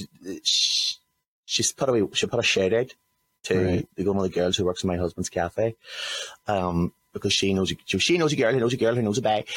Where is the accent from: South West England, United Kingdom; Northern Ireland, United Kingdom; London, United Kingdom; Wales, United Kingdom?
Northern Ireland, United Kingdom; Lurgan; moved away; the Avenue Road Estate where I grew up in Lurgan